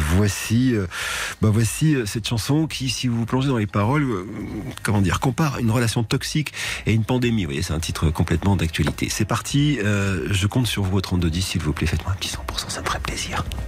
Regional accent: France; chez nous en France

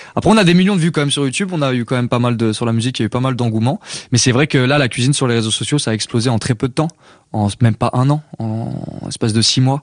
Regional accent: Paris suburbs, Île-de-France, France; J'ai grandi en banlieue parisienne

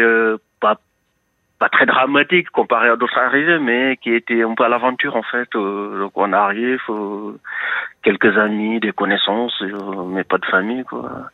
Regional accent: Senegal; also born or lived in Brittany; now in France; Je suis originaire d'un pays de l'Afrique de l'Ouest

